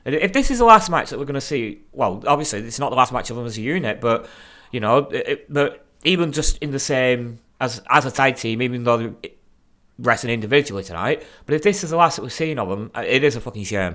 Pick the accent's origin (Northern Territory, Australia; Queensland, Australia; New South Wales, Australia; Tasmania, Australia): Northern Territory, Australia; Darwin; accent: Aussie